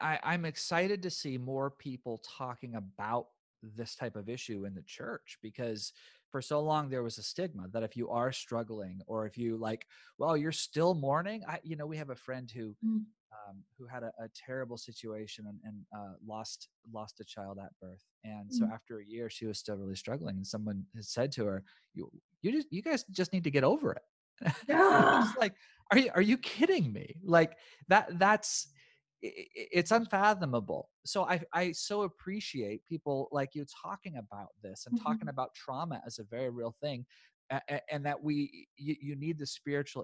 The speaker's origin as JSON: {"language": "English", "region": "the Bible Belt", "country": "United States", "tie": "born or raised there", "said": "I grew up very much in the Bible Belt"}